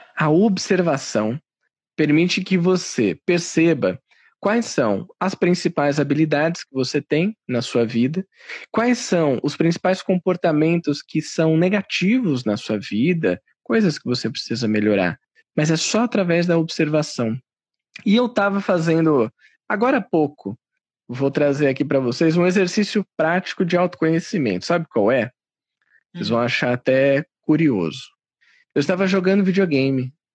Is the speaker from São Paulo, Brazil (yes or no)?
yes; São Paulo, Brazil; eu sou de São Paulo, eu tenho 31 anos